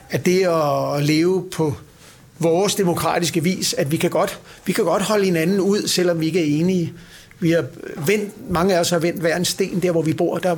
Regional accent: Copenhagen, Capital Region of Denmark, Denmark; Jeg er født på Plads på Vesterbro og vokset op på Nørrebro.

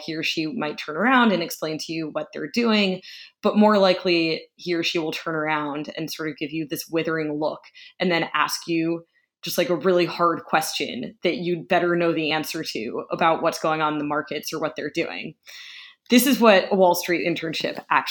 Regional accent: United States; I'm an American

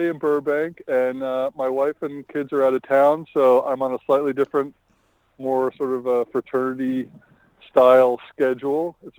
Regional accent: Melbourne, Victoria, Australia; I grew up in Melbourne, so we spent the bulk of our time in Melbourne

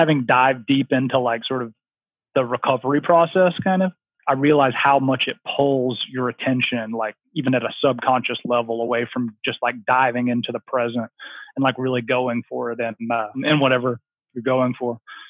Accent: the South, United States; I just like love growing up in the South, I was just always outside and I just loved being outside.

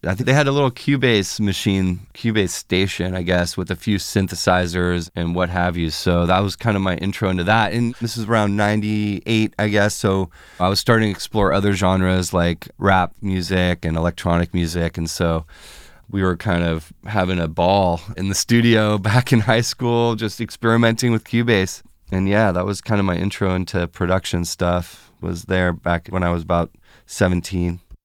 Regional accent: Fairfax, California, United States; moved away as an adult; also born or lived in San Francisco; now in Los Angeles, United States; Bay Area, yeah, I grew up in the North Bay and West Marin over there in Fairfax, San Anselmo area

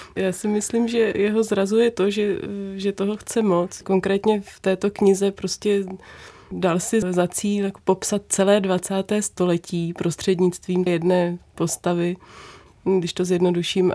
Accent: Brdy, Central Bohemian Region, Czechia; v Brdech kde jsem se narodila, vyrůstala a žiju

